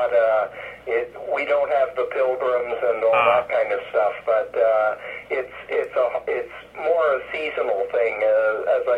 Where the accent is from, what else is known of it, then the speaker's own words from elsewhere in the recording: New Jersey, United States; moved away as an adult; now in Canada; I was born and raised in New Jersey, but I've lived in Canada for the last 35 years